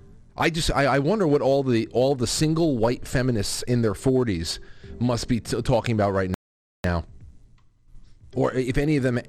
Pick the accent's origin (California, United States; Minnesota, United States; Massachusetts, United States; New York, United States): New York, United States; my home state of New York